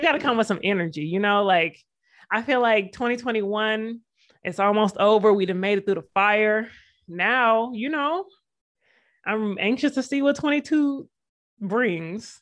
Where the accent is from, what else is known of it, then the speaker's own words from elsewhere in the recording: the South, United States; I'm from the South.